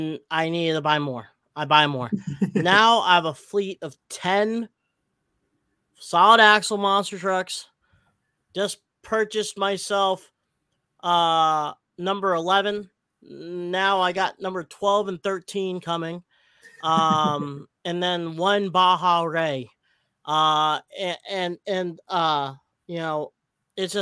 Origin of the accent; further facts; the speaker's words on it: Philippines; I'm Filipino